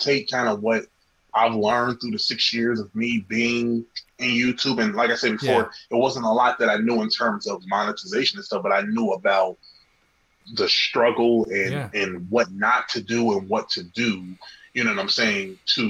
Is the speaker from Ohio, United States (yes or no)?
yes; Cincinnati, Ohio, United States; Cincinnati, Ohio.